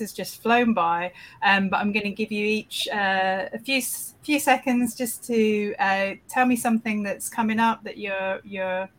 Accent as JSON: {"language": "English", "country": "United Kingdom", "said": "I'm British"}